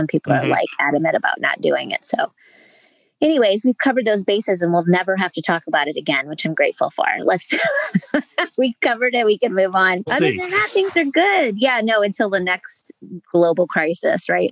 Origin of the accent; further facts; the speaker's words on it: Ohio, United States; I'm from Ohio